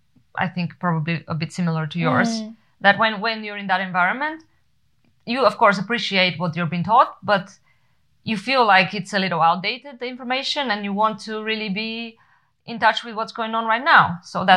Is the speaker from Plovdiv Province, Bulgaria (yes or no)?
no; Sofia, Sofia City, Bulgaria; when he asked me where I'm from, and I told him that I'm from Sofia